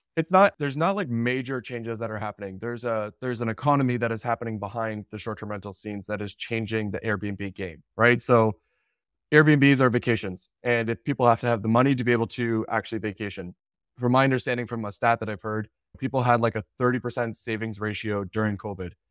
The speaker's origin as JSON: {"language": "English", "country": "Canada", "said": "I'm Canadian"}